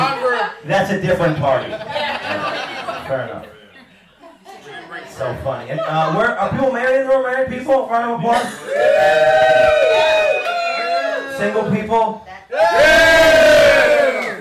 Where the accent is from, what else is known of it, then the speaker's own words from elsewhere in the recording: New York, United States; I'm from New York State.